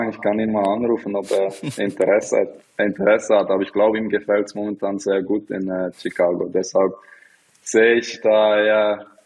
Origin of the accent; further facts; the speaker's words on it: Bern, Switzerland; ich bin in der Stadt aufgewachsen, in, in Bern